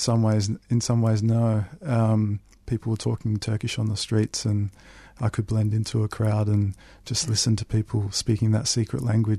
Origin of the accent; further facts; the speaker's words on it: Melbourne, Victoria, Australia; I was born in the middle of the 80s here in Melbourne, and I grew up in Tullamarine and in the northern suburbs of Melbourne.